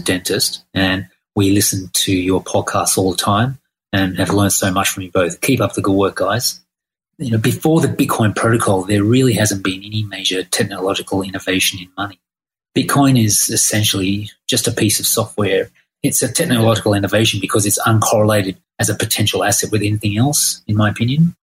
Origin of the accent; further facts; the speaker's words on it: Australia; now in Thailand; I'm from Australia.